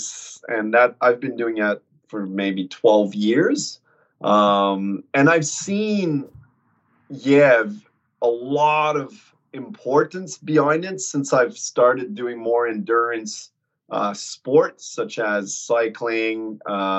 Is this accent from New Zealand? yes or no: no; Canada; moved away as an adult; now in Albury, Australia; I'm originally from Canada. So on, they would say probably the East Coast, Montreal, Ottawa, to be more precise